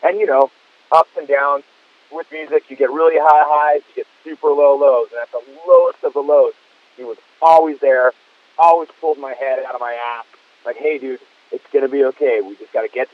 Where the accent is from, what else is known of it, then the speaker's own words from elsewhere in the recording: Fullerton, California, United States; I'd be hanging out in Fullerton, my hometown